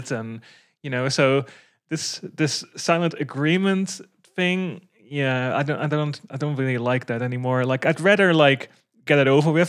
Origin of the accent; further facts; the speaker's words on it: Netherlands; I'm from the Netherlands